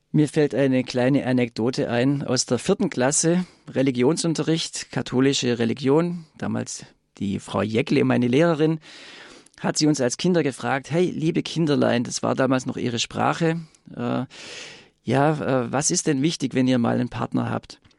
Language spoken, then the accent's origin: German; Swabia, Germany; accent: Swabian; ich komme aus Schwaben, wie man da natürlich an meiner Stimme hört